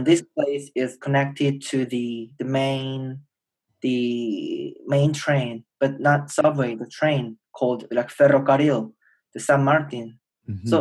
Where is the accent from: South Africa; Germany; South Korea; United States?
South Korea; Seoul; English is a second language; moved away as an adult; I'm a Korean and born and raised in Seoul, the capital city of Korea.